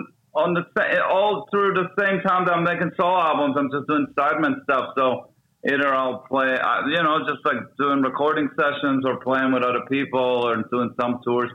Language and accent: English; Israel; moved away as an adult; now in New York, United States; I grew up in Israel, and I moved to New York in 96 when I was 24.